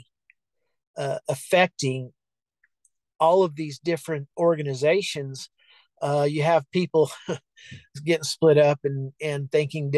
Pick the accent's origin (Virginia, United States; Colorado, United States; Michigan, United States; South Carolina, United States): Colorado, United States; also born or lived in Texas; both communities that I live in now and I grew up in Colorado